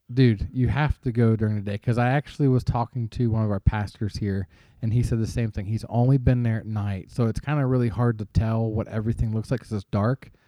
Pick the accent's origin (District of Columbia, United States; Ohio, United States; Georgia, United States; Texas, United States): Ohio, United States; Cincinnati; I am a Cincinnati Reds fan growing up in the Cincinnati area.